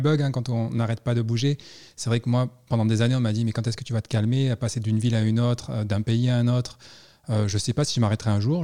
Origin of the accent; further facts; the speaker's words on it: Toulon, Provence-Alpes-Côte d'Azur, France; moved away; also born or lived in Paris / New York / Montreal / California; au départ, je suis Toulon